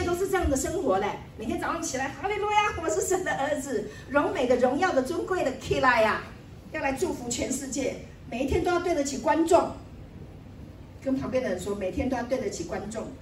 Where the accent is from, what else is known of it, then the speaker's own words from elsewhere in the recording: Taiwan; also born or lived in Taipei; 我们从台湾来的，我们住在台北，哈，那我们家是做什么做什么的